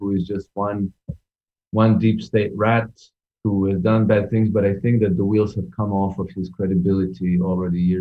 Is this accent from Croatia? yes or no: yes; Croatia; I was born in Yugoslavia. Now I'm from Croatia